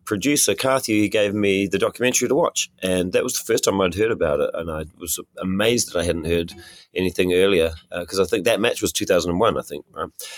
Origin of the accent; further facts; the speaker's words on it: New Zealand; I'm from New Zealand